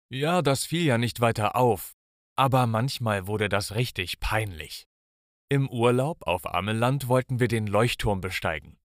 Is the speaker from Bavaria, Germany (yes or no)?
no; Münster, North Rhine-Westphalia, Germany; Ich bin in Münster aufgewachsen und in Münster, da muss jedes Kind einfach Fahrrad fahren können.